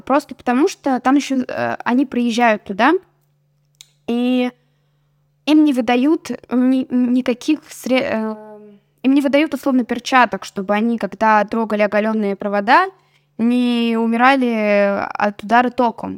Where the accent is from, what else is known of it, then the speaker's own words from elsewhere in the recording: Russia; Я говорю, из России